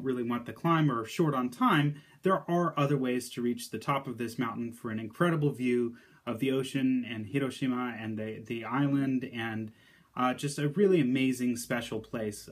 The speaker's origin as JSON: {"language": "English", "country": "United States", "said": "as an American"}